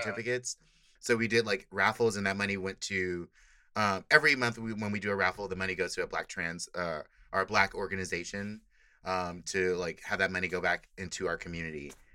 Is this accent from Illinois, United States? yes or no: no; Inglewood, California, United States; moved away as an adult; now in San Francisco, United States; I'm from Inglewood